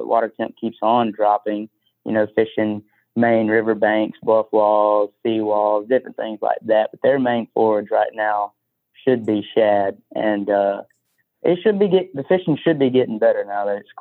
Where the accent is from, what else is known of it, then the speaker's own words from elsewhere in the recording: Bessemer, Alabama, United States; I grew up in the Bessemer McCalla area. I went to McAdory